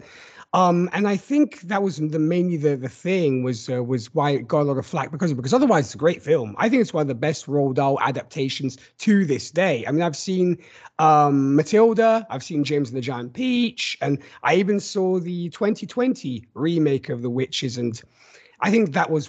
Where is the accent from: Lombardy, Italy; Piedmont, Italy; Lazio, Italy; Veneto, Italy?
Lombardy, Italy; Milan; English is a second language; Well, I'm actually from Milan, Italy, though my accent might say different.